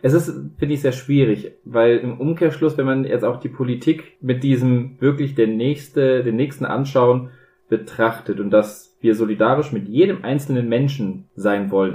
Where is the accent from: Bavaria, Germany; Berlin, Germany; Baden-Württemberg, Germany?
Bavaria, Germany; ich bin ja ein Bayer